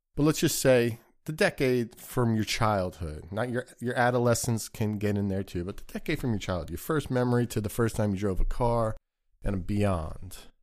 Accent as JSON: {"language": "English", "country": "United States", "tie": "born or raised there", "said": "growing up in the United States of America"}